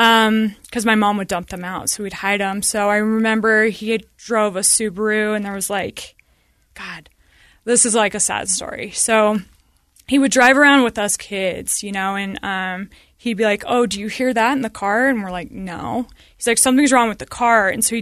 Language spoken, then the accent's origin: English; Sandy, Utah, United States; I mean, I grew up in Sandy, and we had a stay-at-home mom, and it was great.